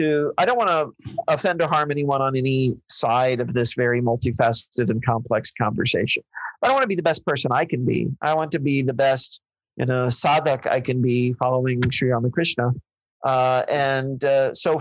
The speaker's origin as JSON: {"language": "English", "region": "Missouri", "country": "United States", "tie": "born or raised there", "said": "I grew up in Missouri"}